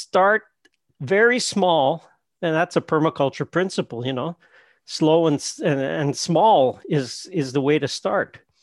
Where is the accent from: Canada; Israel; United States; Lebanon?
Canada; we're Canadian